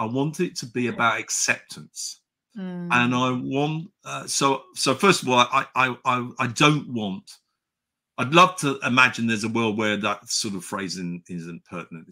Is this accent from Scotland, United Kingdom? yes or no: no; Chipping Campden, South West England, United Kingdom; I grew up in the Cotswolds